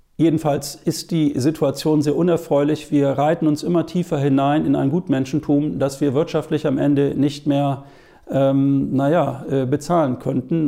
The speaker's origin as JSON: {"language": "German", "country": "Germany", "said": "bei uns in Deutschland"}